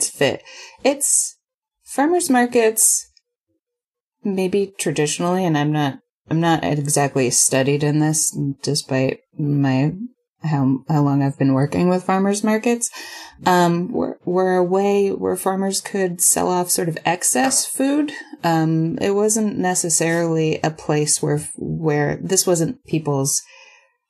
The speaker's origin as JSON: {"language": "English", "region": "New York", "country": "United States", "also_born_or_lived": "Boston", "moved": "as an adult", "lives_now": "Austin, United States", "said": "I'm from New York and went to school in Boston"}